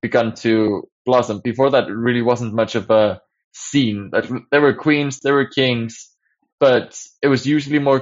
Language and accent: English; Akureyri, Northeastern Region, Iceland; I grew up in Akureyri, which is like a small town in the north of Iceland